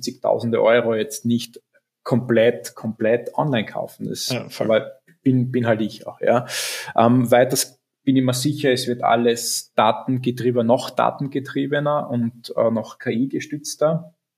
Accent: Graz, Styria, Austria; Bin ja gebürtiger Grazer

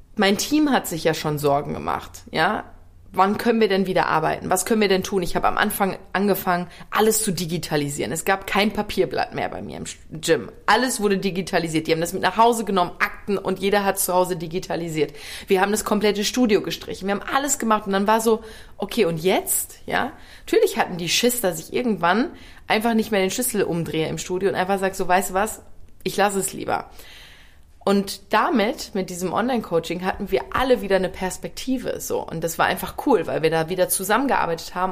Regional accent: Ruhr area, North Rhine-Westphalia, Germany; also born or lived in Worms / Bergstraße; now in Cologne, Germany; ich komme ja aus dem Ruhrgebiet

